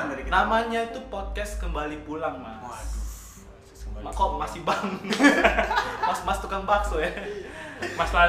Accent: North Sumatra, Indonesia; jelas karena gua orang Pangaribuan gak mungkin dari Sunda kita dari Batak bro

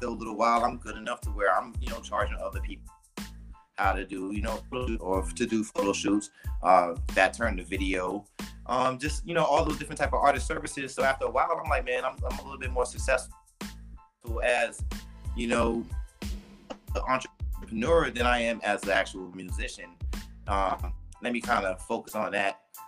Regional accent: Boston, Massachusetts, United States; also born or lived in North Carolina; now in Miami, United States; I'm originally from Boston, Massachusetts. And I spent a lot of my life in North Carolina, Eastern North Carolina and North Carolina. Now I've been in Miami area.

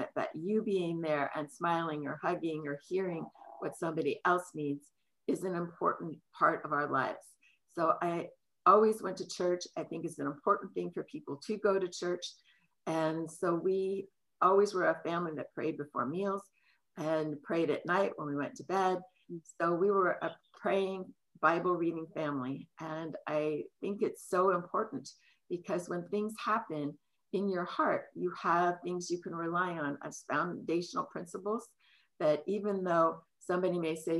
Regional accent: San Francisco, California, United States; now in King County, United States; I grew up in San Francisco, where my dad was a policeman

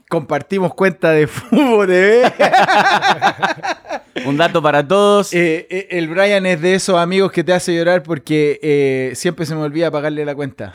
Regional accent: Chile; yo también vengo de Chile y vengo de una parte de campo

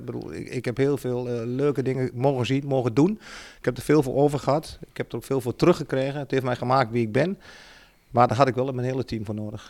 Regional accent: Achterhoek, Gelderland, Netherlands; ik kom uit de Achterhoek

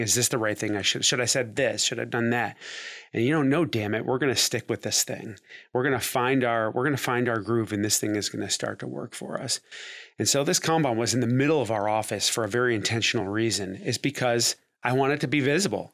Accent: Cleveland, Ohio, United States; moved away as an adult; also born or lived in Dayton, Ohio; I'm from Cleveland, Ohio

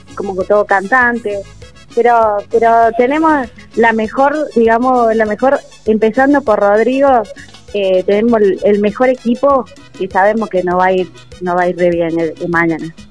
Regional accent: Peru; now in Córdoba, Argentina; yo soy de Perú

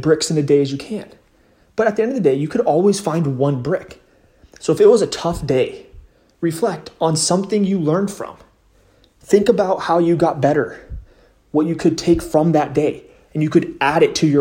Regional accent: West Coast, United States; I'm from the West Coast

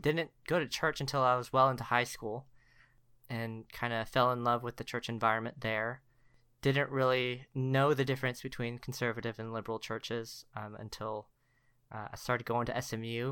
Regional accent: Richardson, Texas, United States; moved away as an adult; also born or lived in Korea / College Station, Texas; I was born in Korea, came to the States when I was ten months old, uh, lived in the Richardson area of Dallas, uh, for about twenty-three, twenty-four years

